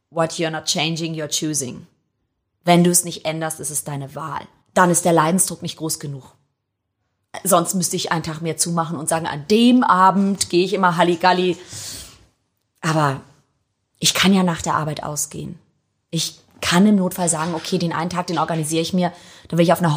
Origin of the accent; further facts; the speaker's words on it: Hamburg, Germany; Doch, ich bin Hamburger. Aber ich habe immer noch einen italienischen Pass und ich fühle mich Italien sehr verbunden